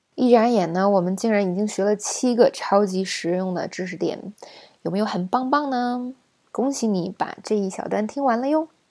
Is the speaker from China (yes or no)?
yes; China; 我们中国人想起来的大闸蟹就是好吃